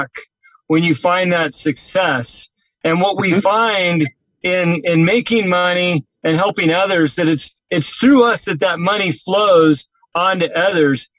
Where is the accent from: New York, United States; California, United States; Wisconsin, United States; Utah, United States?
California, United States; moved away as an adult; also born or lived in Newport Beach, California; now in Montana, United States; being a Californian